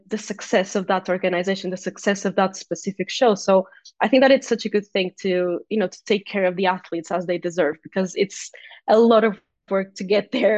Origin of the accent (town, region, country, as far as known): Portugal; first language Portuguese; English is a second language